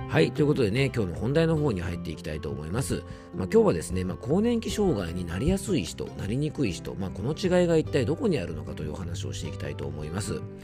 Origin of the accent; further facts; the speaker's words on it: Isawa Onsen, Yamanashi, Japan; 僕の地元の伊沢温泉